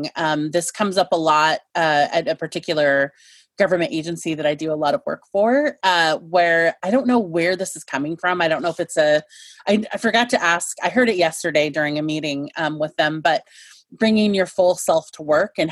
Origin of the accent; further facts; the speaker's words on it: Chinook Multnomah lands, just northwest of Portland, Oregon, United States; I've grown up on Chinook Multnomah lands, just northwest of Portland